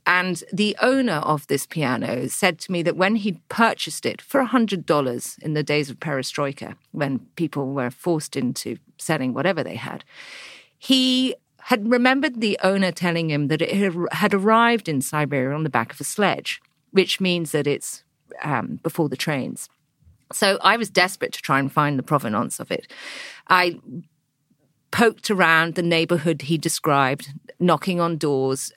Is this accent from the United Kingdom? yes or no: yes; England, United Kingdom; you turn up as an English girl